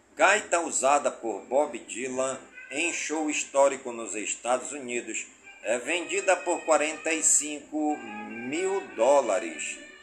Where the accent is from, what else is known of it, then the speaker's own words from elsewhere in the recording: Careiro da Várzea, Amazonas, Brazil; as comunidades do Careiro da Várzea, minha cidade natal